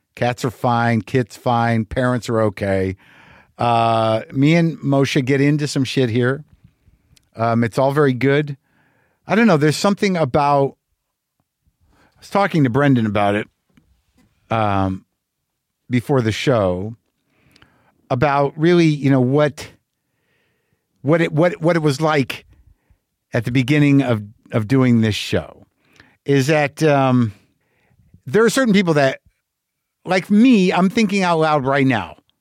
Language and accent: English; New Mexico, United States; moved away; growing up in New Mexico